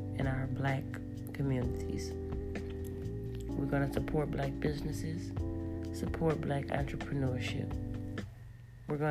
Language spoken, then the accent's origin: English; New Orleans, Louisiana, United States; moved away as an adult; now in Houston, United States; I'm originally from New Orleans, and I'm new here to Houston.